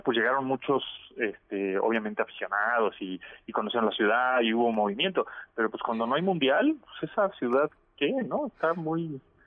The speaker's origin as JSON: {"language": "Spanish", "country": "Mexico", "said": "la mexicana, que somos bastante pesados"}